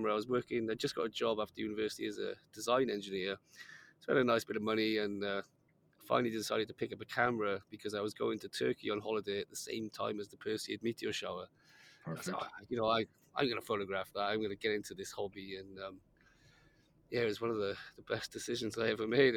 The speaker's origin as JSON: {"language": "English", "region": "Wales", "country": "United Kingdom", "tie": "born or raised there", "said": "growing up in Wales, which is a pretty dark place"}